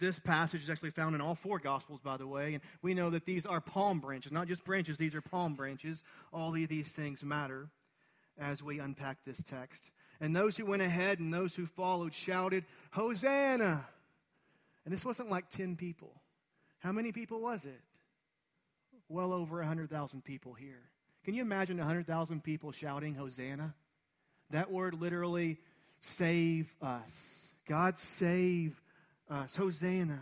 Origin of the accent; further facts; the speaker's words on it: Livingston, Texas, United States; I grew up in Livingston, Texas, a town of 5,000 people.